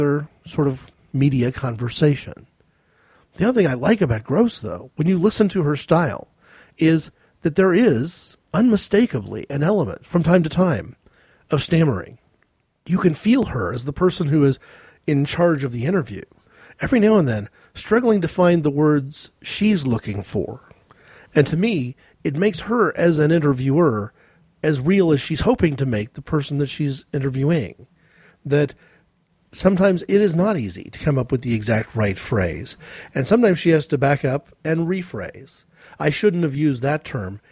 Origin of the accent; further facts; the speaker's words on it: United States; as an American